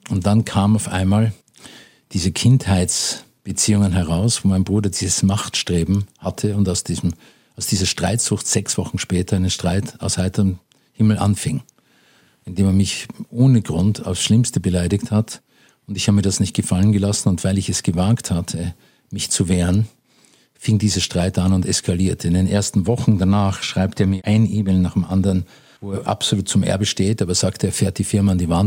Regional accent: Vienna, Austria; natürlich bin ich in Wien groß geworden.

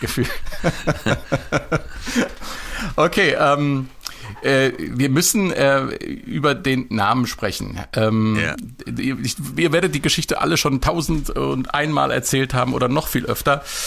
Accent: Marburg, Hesse, Germany; aus meiner Heimatstadt Marburg

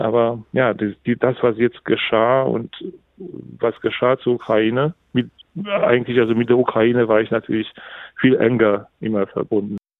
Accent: Poland; ich fand das als Pole

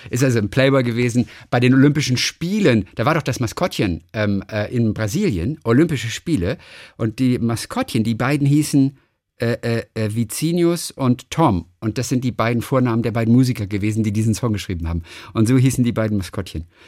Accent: Bavaria, Germany; Puerto Rico bis in meine Heimat nach Bayern.

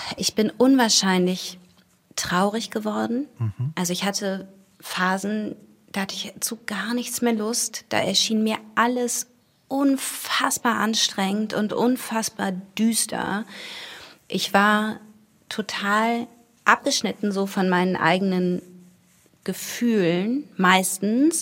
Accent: Wuppertal, North Rhine-Westphalia, Germany; Ich bin in Wuppertal aufgewachsen

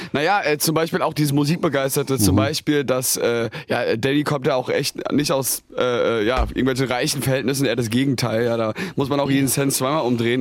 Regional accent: near Darmstadt, Hesse, Germany; also born or lived in Mainz; wir, sind hier geboren, aber sind dann äh, ja, 30 äh, Kilometer von hier groß geworden, aber in Hessen sitzen da in, bei Darmstadt in der Nähe

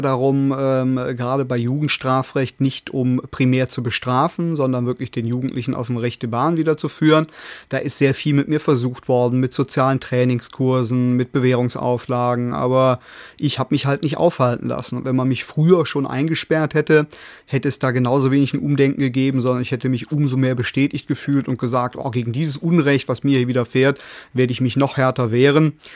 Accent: Cologne, North Rhine-Westphalia, Germany; bei uns in Köln am Rhein

